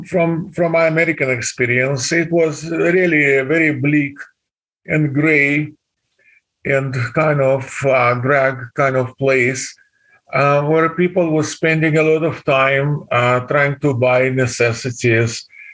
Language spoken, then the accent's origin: English; Kazan, Tatarstan, Russia; moved away as an adult; now in Wisconsin, United States; I was born in Kazan, which is the capital of Autonomous Republic of Tatarstan.